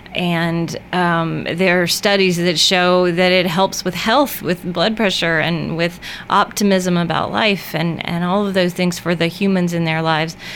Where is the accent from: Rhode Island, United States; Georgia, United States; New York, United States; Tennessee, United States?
Tennessee, United States; Murfreesboro; moved away as an adult; also born or lived in Pennsylvania; I grew up in Murfreesboro, practiced in uh, a couple places, the longest in Pennsylvania for 11 years, and moved home four years ago.